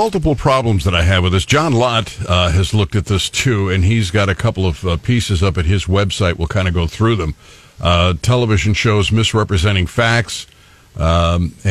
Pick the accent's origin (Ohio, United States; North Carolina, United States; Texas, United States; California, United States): Ohio, United States; Cleveland; moved away; also born or lived in New York; when I grew up in Cleveland